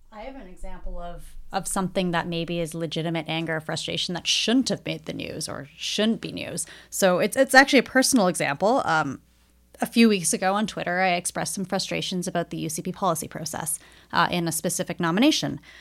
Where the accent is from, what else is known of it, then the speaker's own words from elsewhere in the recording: Edmonton, Alberta, Canada; I grew up in Edmonton. I went to public school here